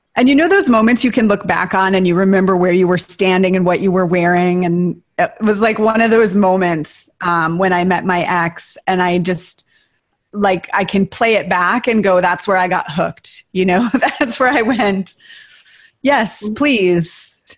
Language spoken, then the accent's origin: English; Tower, Minnesota, United States; moved away; I grew up in Tower, Minnesota, population 502